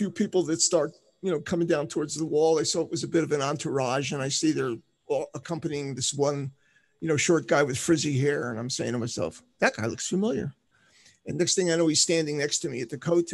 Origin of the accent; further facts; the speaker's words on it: Philadelphia, Pennsylvania, United States; moved away; also born or lived in Jerusalem; I grew up in Philly. Well, I didn't really grow up, but I'm from Philly